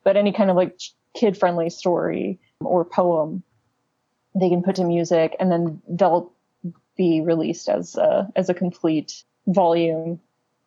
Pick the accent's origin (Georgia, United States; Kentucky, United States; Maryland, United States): Kentucky, United States; also born or lived in New York; now in Los Angeles, United States; I'm from Kentucky originally